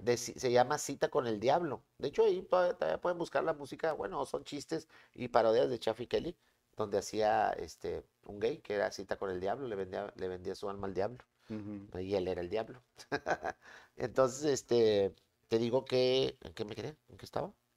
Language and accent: Spanish; Monterrey, Nuevo León, Mexico; De Monterrey, yo soy de Monterrey